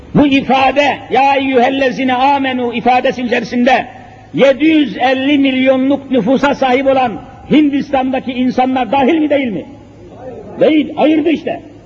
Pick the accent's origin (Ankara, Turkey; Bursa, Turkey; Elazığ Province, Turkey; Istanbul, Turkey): Elazığ Province, Turkey; Elazığ'ı size söyleyeyim, memleketim olduğunu söylüyorum